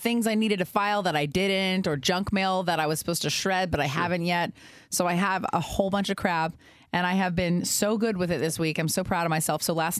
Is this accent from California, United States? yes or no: yes; Milpitas, California, United States; I grew up in Milpitas.